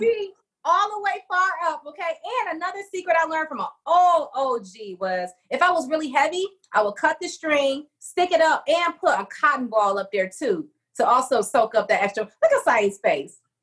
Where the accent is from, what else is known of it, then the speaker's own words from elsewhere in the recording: Detroit, Michigan, United States; back to Detroit, my hometown